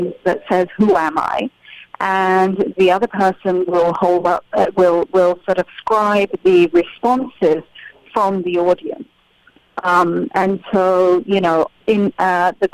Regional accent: United Kingdom; I'm British, because I was born and raised in the UK with Indian parents.

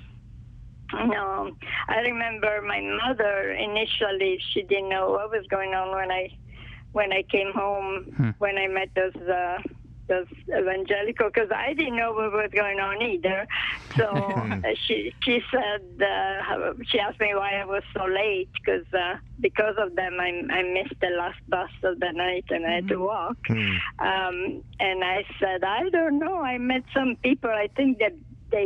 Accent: Italy; English is a second language; moved away; I was born and raised in Italy, so as you can tell by my accent

